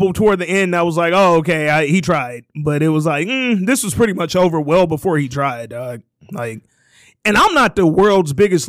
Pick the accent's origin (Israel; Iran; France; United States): United States; Hooper City, Alabama; I'm from Hooper City, Alabama, so why you bamming?